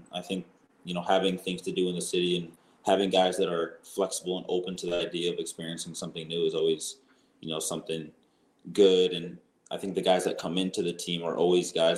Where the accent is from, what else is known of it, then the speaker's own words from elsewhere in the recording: Chicago, Illinois, United States; also born or lived in Michigan; growing up in the Midwest, the Chicago area especially